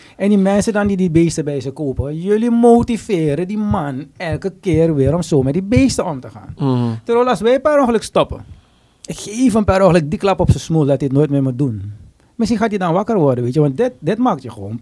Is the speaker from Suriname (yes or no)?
yes; Suriname; we als Surinamers